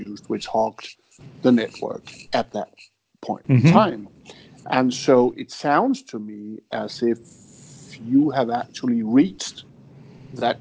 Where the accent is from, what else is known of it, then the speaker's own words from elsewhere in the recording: Denmark; I'm from Denmark.